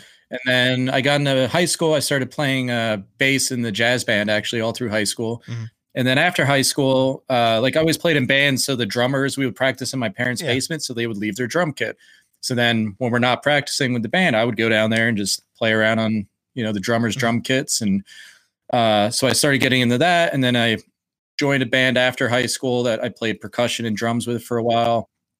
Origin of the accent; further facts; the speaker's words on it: Philadelphia, Pennsylvania, United States; cause I grew up in Philly and all those guys live just outside of Philly.